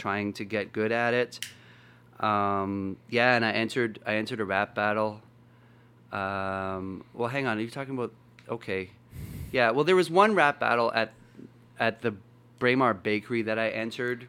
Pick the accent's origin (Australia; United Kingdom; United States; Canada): Canada; Winnipeg, Manitoba; I was from Winnipeg